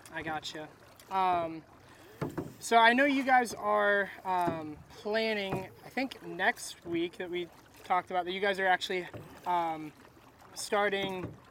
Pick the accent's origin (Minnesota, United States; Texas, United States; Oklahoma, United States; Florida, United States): Florida, United States; Crystal River; now in Ocala, United States; I grew up in Crystal River.